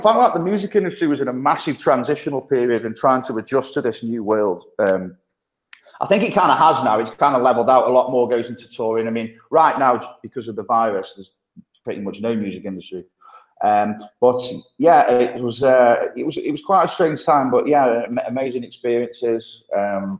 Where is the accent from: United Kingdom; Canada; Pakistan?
United Kingdom; Stoke-on-Trent, West Midlands; accent: thick Midlands; moved away as an adult; now in Copenhagen, Denmark; I grew up in Stoke-on-Trent.